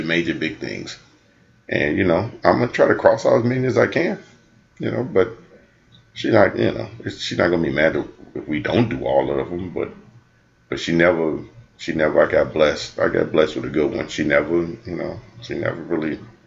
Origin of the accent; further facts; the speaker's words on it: United States; I grew up in the Cochran Projects and I grew up in predominantly, you know, black neighborhoods